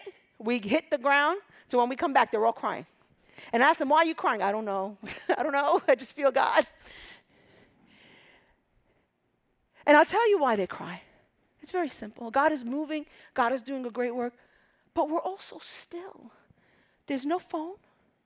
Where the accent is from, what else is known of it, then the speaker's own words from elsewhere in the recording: Egypt; moved away; I'm from Egypt